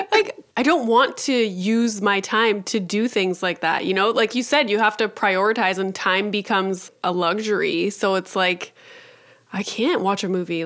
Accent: Northern Ontario, Canada; I'm from Northern Ontario

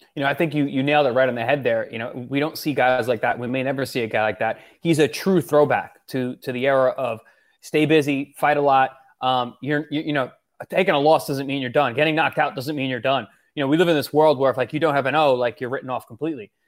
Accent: Long Island, New York, United States; I'm from New York

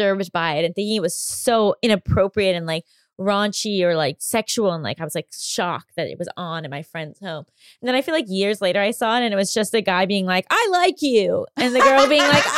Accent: Westchester, New York, United States; I grew up in Westchester, New York, and we went to Broadway all the time growing up

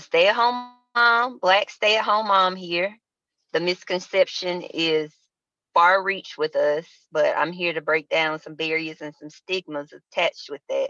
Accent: Montgomery, Alabama, United States; moved away as an adult; now in Charlotte, United States; originally I am from Montgomery, Alabama, 334, aka Monkey Town

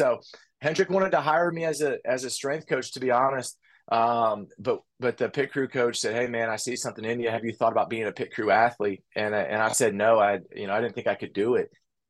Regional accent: Delphos, Ohio, United States; moved away as an adult; now in Charlotte, United States; I'm from Delphus, Ohio, right outside of Lima. I went to Delphus St. John's High School.

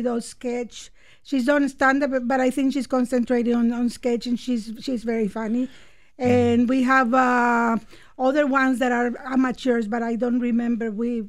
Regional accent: Nicaragua; now in Canada; I mean, I was exposed to comedy there, but not to stand-up comedy. Until I came to Canada, I started watching and liking stand-up comedy.

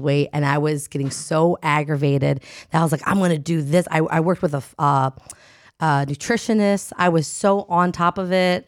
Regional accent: New Jersey, United States; moved away; am from Jersey

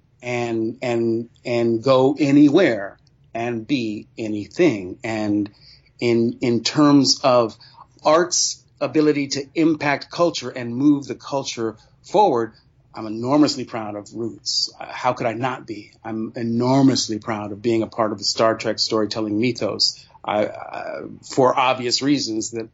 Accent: Sacramento, California, United States; As a young Black man growing up in Sacramento, California

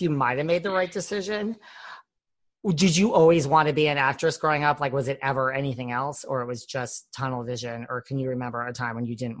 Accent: United States; also born or lived in Connecticut; So I'm originally grew up between like New York and Connecticut, but I have a lot of family from Roslyn or the Village of Lake Success in Great Neck

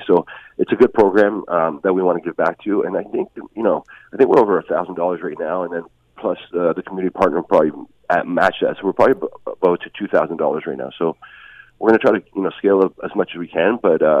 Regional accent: Hamilton, Ontario, Canada; I grew up in Hamilton.

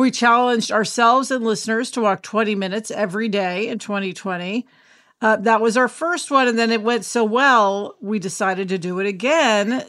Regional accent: Kansas City, Missouri, United States; now in Los Angeles, United States; TV writer and producer who usually is in LA, but today home in Kansas City

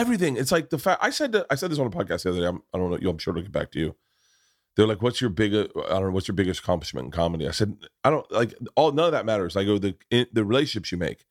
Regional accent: Tampa, Florida, United States; moved away; I grew up in Tampa.

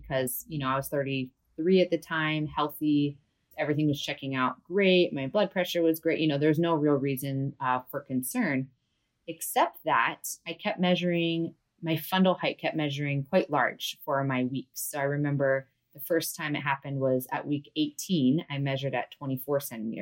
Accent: Big Island of Hawaii, United States; I am from the Big Island of Hawaii, born and raised here

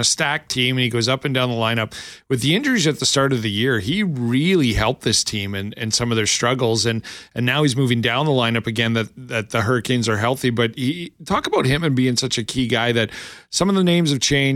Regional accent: Lethbridge, Alberta, Canada; born or raised there; now in Winnipeg, Canada

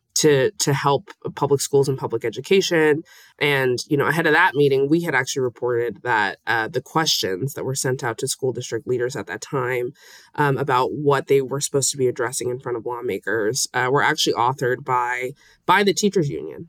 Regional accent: Las Vegas, Nevada, United States; moved away as an adult; I'm, I'm from Las Vegas and, you know, I was born here and I actually used to go to school downtown

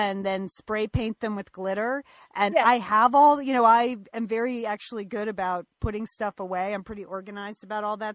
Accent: Pasadena, California, United States; Pasadena, my hometown

